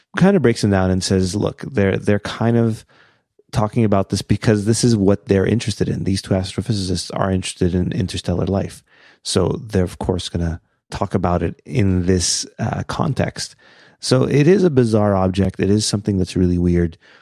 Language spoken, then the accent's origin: English; Canada; we're Canadian.